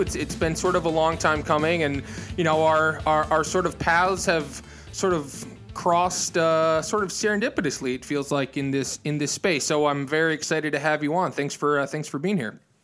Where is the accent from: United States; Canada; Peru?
United States; Midwest; I'm, you know, from the Midwest